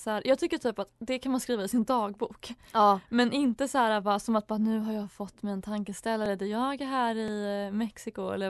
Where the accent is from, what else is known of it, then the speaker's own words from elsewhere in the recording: Småland, Sweden; nationaldag för oss smålänningar där vi hyllar vår dialekt men också kärleken till skogen och till landsbygden.